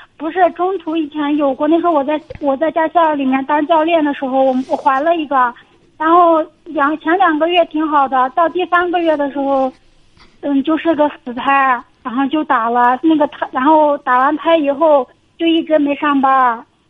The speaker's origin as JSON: {"language": "Chinese", "region": "Xinjiang", "country": "China", "said": "我们新疆这边嘛"}